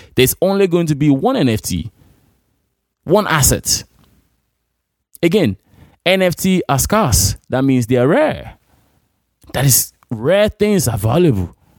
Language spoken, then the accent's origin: English; Nigeria; moved away; in my hometown in Imo Rare City or Abia State